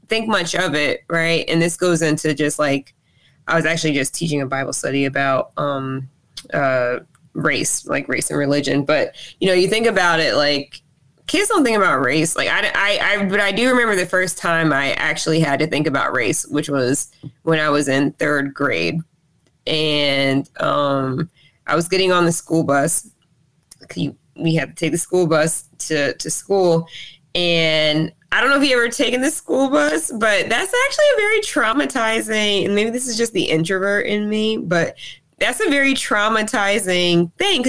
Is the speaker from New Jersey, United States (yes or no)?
yes; Robbinsville, New Jersey, United States; also born or lived in Trenton, New Jersey / Alabama; I was born and raised in New Jersey, but Alabama is definitely home to me, or is home to me.